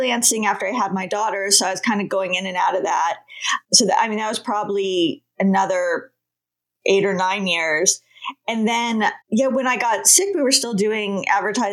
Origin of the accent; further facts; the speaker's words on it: California, United States; I grew up in California by the beach